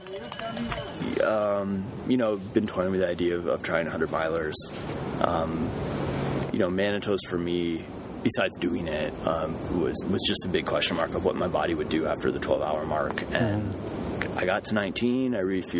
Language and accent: English; Pennsylvania, United States; moved away; growing up in Pennsylvania